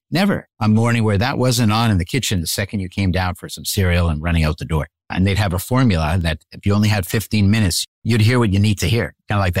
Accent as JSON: {"language": "English", "town": "Montreal", "region": "Quebec", "country": "Canada", "tie": "born or raised there", "said": "I grew up in Montreal, actually."}